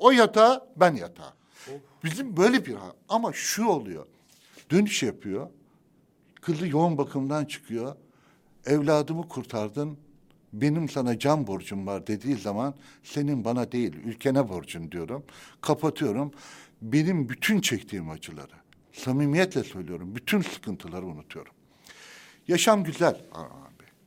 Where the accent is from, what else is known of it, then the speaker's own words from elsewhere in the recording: Adapazarı, Sakarya, Turkey; Adapazarı'nda benim kentimi çok seviyorum